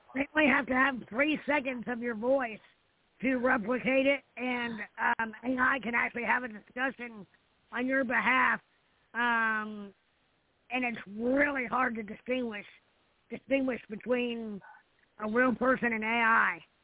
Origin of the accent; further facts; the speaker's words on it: Indiana, United States; I'm back in my hometown. It's where I live now